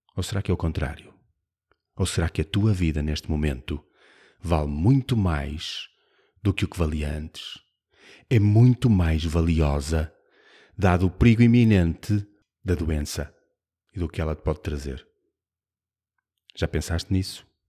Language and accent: Portuguese; Braga, Norte, Portugal; eu sou de Braga